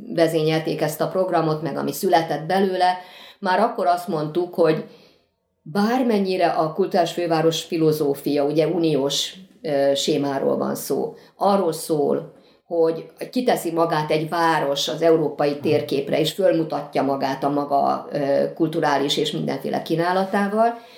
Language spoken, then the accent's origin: Hungarian; Pécs, Baranya, Hungary; jó magam is pécsiként